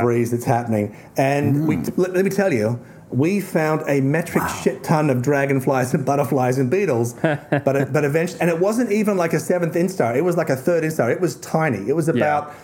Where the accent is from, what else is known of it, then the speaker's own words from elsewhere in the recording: Tasmania, Australia; I'm from Tasmania